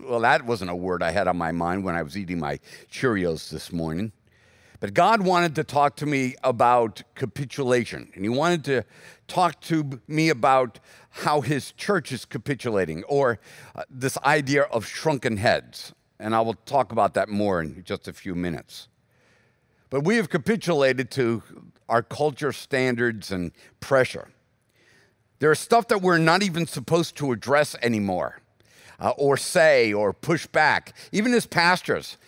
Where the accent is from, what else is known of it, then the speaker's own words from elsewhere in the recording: United States; as American Christians